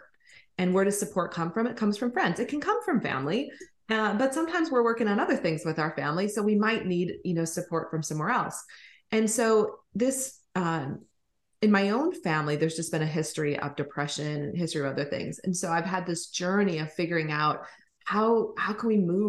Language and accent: English; Minnesota, United States; moved away as an adult; also born or lived in Colorado / California; I grew up in Minnesota.